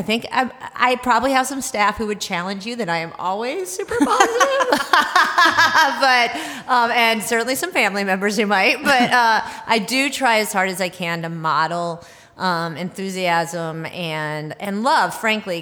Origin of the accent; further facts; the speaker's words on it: the South, United States; now in Minnesota, United States; I'm from the South